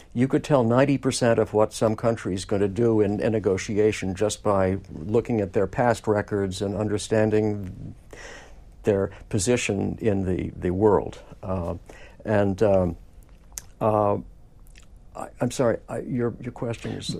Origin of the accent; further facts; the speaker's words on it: New York City, New York, United States; I grew up in Manhattan and walked all over lower Manhattan as a kid in those years